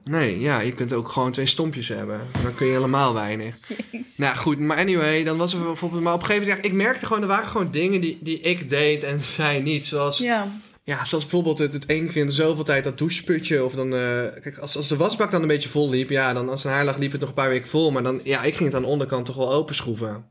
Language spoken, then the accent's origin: Dutch; Drunen, North Brabant, Netherlands; het dorp waar ik vandaan kom met Drunen.